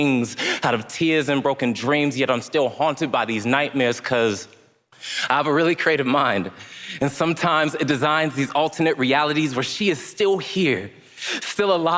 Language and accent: English; Stockton, California, United States; 27 years old, and I am from Stockton, California